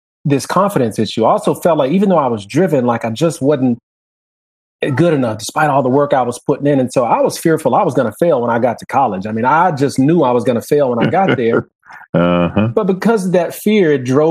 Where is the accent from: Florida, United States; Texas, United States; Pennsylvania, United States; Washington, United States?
Texas, United States; Houston; we grew up in Houston in a you know, very modest area of town, AKA the hood